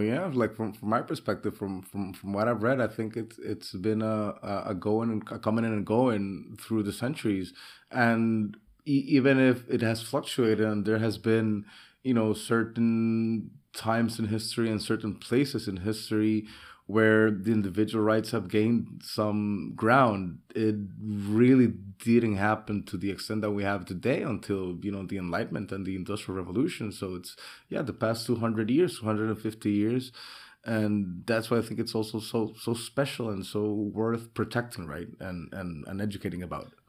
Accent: San Pedro Sula, Cortés, Honduras; moved away as an adult; now in Roatán, Honduras; I'm here from Honduras. I was born originally in San Pedro Sula in the industrial capital.

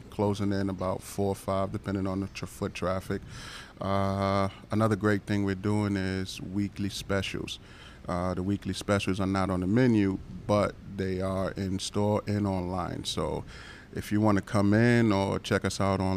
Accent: New York City, New York, United States; moved away as an adult; also born or lived in Wappingers Falls; now in Poughkeepsie, United States; born and raised in Brooklyn

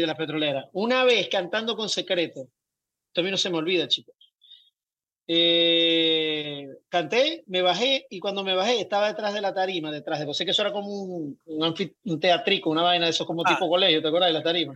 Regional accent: Zulia, Venezuela; now in Miami, United States; nacimos en el Zulia

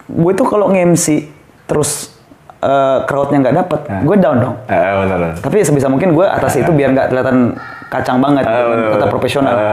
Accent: Tasikmalaya, West Java, Indonesia; moved away as an adult; now in Lombok, Indonesia; Aku kan aslinya Jawa Barat sebetulnya.

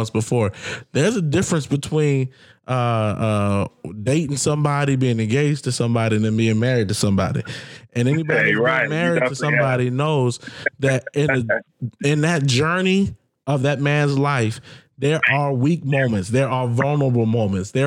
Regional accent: the South, United States; I grew up in the South

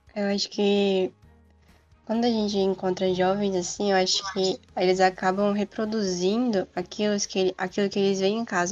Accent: Federal District, Brazil; moved away as an adult; now in Campinas, Brazil; eu sou do Distrito Federal. E a universidade que eu tô agora é em São Paulo

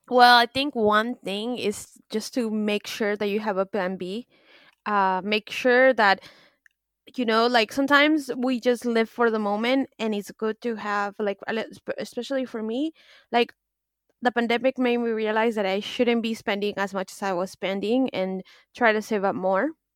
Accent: United States; now in France; I'm American

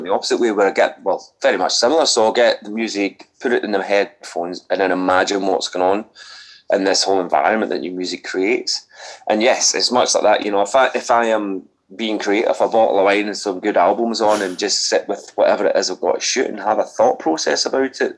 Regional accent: Scotland, United Kingdom; now in Brighton, United Kingdom; I'm Scottish

